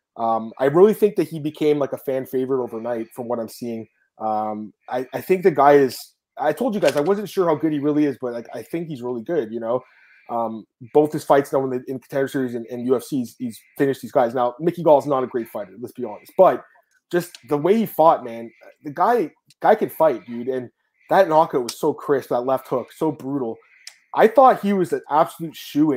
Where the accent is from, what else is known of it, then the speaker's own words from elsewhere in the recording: Canada; I'm a Canadian